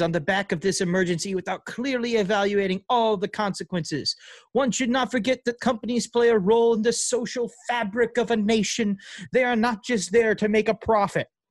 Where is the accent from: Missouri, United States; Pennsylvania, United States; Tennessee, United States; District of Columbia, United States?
Missouri, United States; St. Louis; I might be from the east side of St. Louis, but I'm not from East St. Louis.